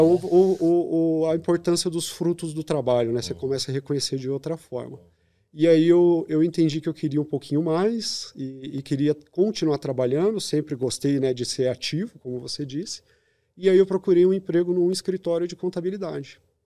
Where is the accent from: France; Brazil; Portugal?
Brazil; São Bernardo do Campo, São Paulo; also born or lived in Curitiba; eu sou de São Bernardo do Campo, a maior pista de skate da América Latina está ali